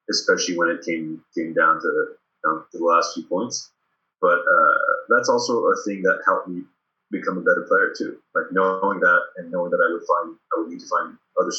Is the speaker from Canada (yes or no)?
yes; Sherbrooke, Quebec, Canada; accent: Quebec; moved away as an adult; also born or lived in Paris, France; when I came back to Sherbrooke around when I was 11